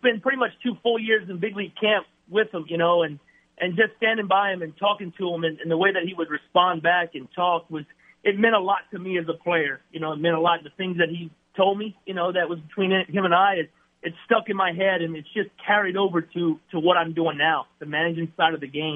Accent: Lafayette, Louisiana, United States; my hometown, to Lafayette

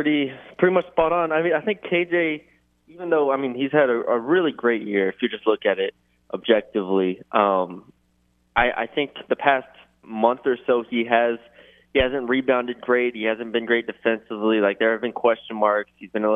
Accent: South Texas, United States; moved away as an adult; now in Baton Rouge, United States; I'm from South Texas, so yeah, it's pretty much just how I've always lived

